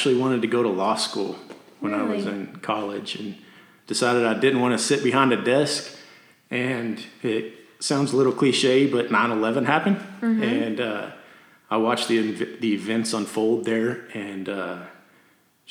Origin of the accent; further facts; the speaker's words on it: Amarillo, Texas, United States; also born or lived in Canyon, Texas; I'm from Canyon, Texas, and I grew up in Amarillo, moved to Canyon in high school